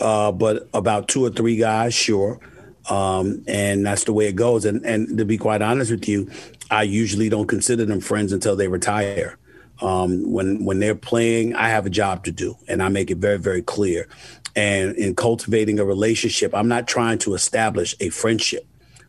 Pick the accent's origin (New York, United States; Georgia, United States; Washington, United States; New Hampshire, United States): New York, United States; Growing up in New York, seeing the star on the helmet, loving the Dallas Cowboy cheerleaders, but hating the fact that everybody raved about the Cowboys.